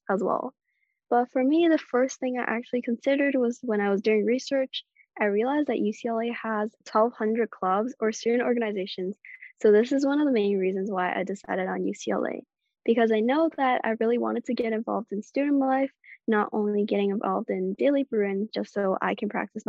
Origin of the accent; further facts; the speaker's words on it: Hong Kong; moved away as an adult; now in Los Angeles, United States; I'm all the way from Hong Kong